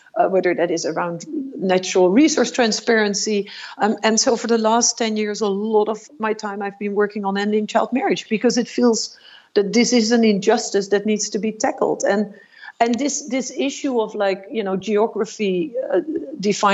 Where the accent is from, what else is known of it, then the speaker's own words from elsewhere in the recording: Netherlands; I grew up in the Netherlands in a middle-class family